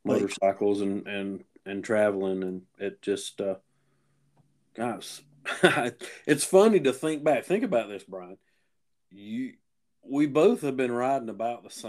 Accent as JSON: {"language": "English", "town": "Cowpens", "region": "South Carolina", "country": "United States", "tie": "born or raised there", "said": "my hometown of Cowpens"}